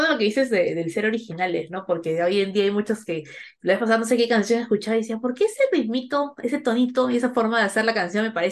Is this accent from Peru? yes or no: yes; Peru; moved away